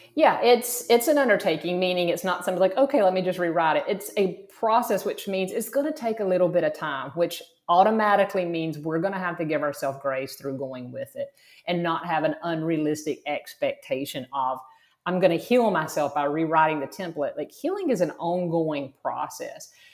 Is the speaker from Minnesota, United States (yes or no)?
no; South Georgia, United States; moved away as an adult; also born or lived in Florida; I grew up in South Georgia, very rural, very conservative.